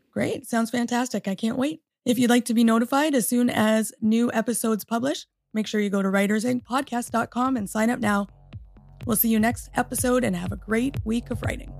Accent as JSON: {"language": "English", "country": "Canada", "tie": "born or raised there", "also_born_or_lived": "Michigan, United States", "moved": "as an adult", "lives_now": "United States", "said": "I'm a Canadian born and also, uh, American through marriage."}